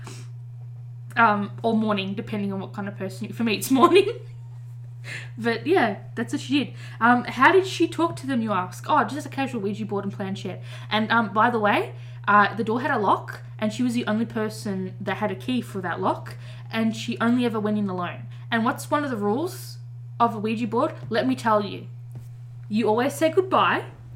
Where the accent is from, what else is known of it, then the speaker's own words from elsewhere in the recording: Australia; I'm an Australian